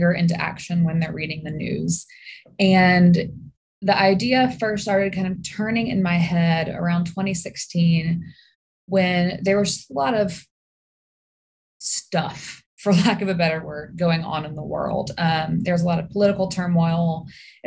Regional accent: Birmingham, Alabama, United States; also born or lived in Mississippi / Washington, District of Columbia, United States; So I am born and raised in Birmingham

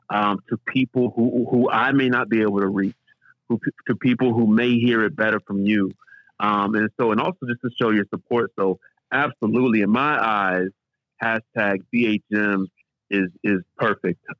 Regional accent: Springfield, United States; I'm a kid from Springfield

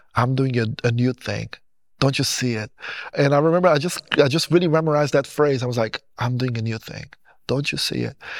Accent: Portugal; English is a second language; also born or lived in Goiânia, Brazil; I born in Brazil in a city called Goiânia. When I was seven years old, my parents, they decided that they want to move to Portugal.

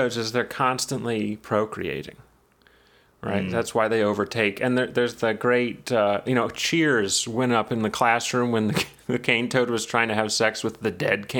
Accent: New York, United States; And we're from New York, but we speak like this

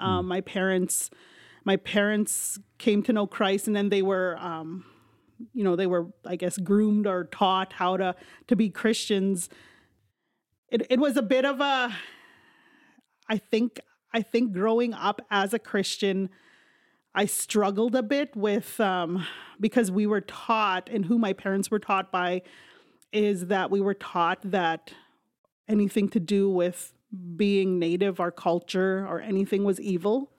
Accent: Saskatchewan, Canada; moved away; I grew up, uh, majority of my life on the reserve in Saskatchewan.

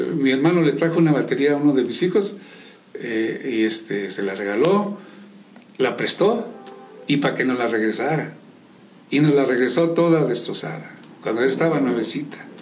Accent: San Juan del Río, Querétaro, Mexico; born or raised there; also born or lived in Loreto, Zacatecas / Pabellón de Arteaga, Aguascalientes

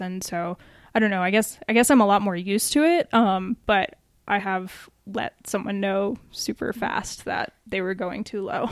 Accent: Atlanta, Georgia, United States; now in Colorado Springs, United States; my family and my friends that are still out there in Atlanta

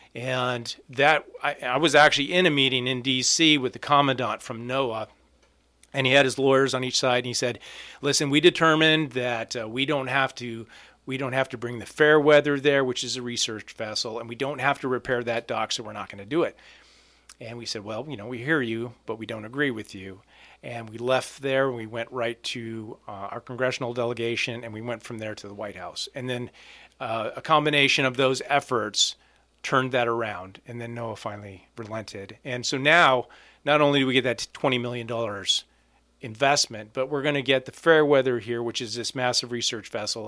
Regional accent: Alaska, United States; also born or lived in Ketchikan, Alaska; born and raised in Alaska, my family's lived here for years

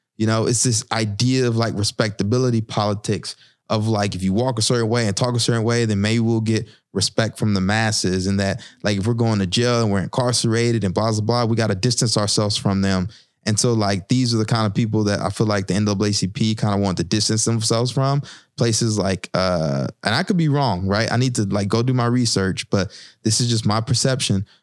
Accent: the South, United States; moved away as an adult; now in Newark, United States; I'm from the South

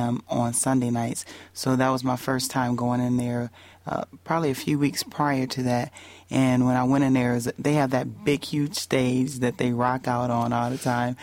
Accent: Indiana, United States; moved away; Indiana because that's where my hometown

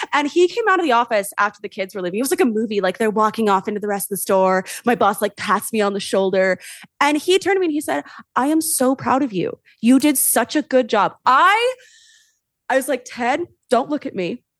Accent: Sonoma County, California, United States; I am from Sonoma County, born and raised

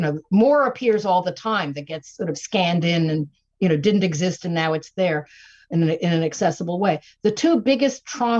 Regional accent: New York City, New York, United States; in my childhood, growing up in New York City, in the suburb that is Forest Hills Gardens

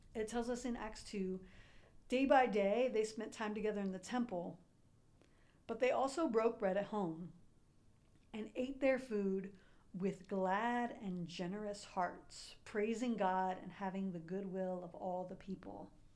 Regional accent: Columbus, Ohio, United States; I grew up in Columbus

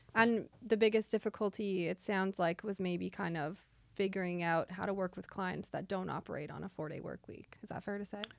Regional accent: Winnipeg, Manitoba, Canada; now in Nova Scotia, Canada; I'm from Winnipeg

